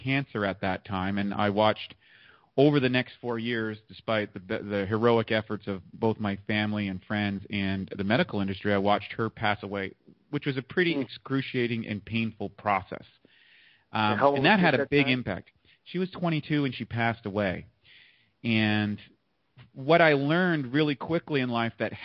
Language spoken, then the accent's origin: English; eastern Canada, northeast of Maine, New Brunswick, Canada; also born or lived in Toronto, Ontario, Canada; I just kind of grew up in eastern part of Canada. I was born in Toronto, but then I moved out to the sticks, just a little slightly northeast of Maine in the United States